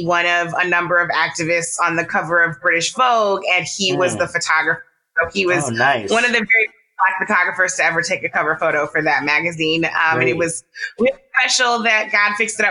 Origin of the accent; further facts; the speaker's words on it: St. Louis, Missouri, United States; I am a Midwesterner. I was raised in St. Louis